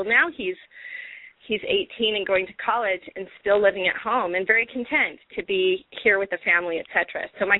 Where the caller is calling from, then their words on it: Utah, United States; I'm calling from Utah.